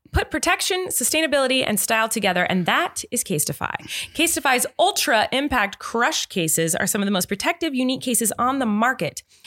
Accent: Santa Barbara, California, United States; I grew up in Santa Barbara, where it's pretty much just around the seventy, in the seventies degree area all year round

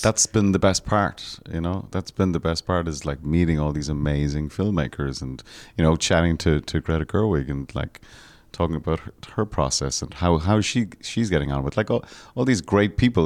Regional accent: Ireland; growing up in Ireland

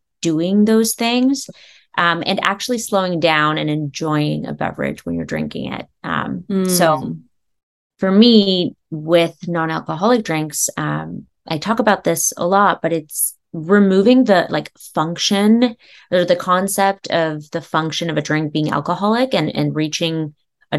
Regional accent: California, United States; also born or lived in East Coast; now in Los Angeles, United States; I'm originally from California

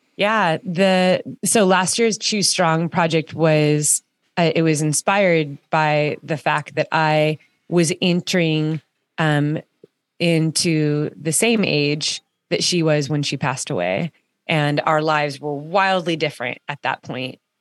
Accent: Orange County, California, United States; my kids are growing up in Orange County, California, and, um, and I did too

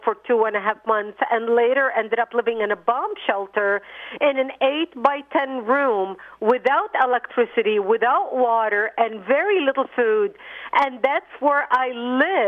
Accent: Lebanon; moved away; I was born in Lebanon

